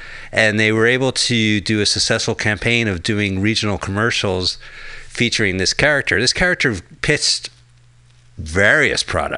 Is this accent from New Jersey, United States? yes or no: yes; New Jersey, United States